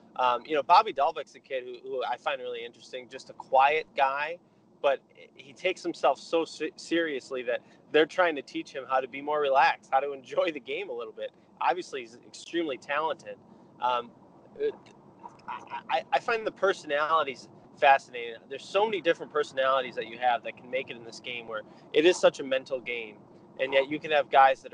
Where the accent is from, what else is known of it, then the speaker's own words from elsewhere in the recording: Rochester, New York, United States; moved away; growing up in Rochester